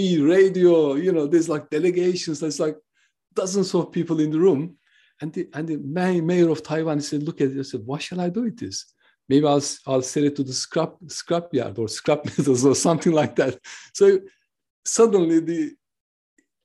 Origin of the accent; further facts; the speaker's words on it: Turkey; now in United Kingdom; I am originally from Turkey. I live in the UK.